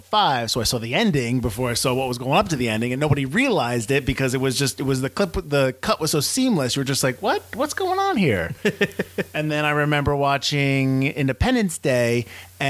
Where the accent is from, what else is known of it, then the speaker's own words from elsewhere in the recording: Connecticut, United States; we're from Connecticut.